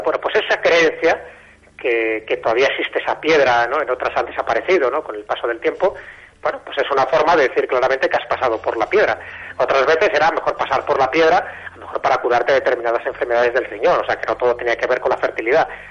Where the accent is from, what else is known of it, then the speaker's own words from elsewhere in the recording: Castile and León, Spain; yo soy de León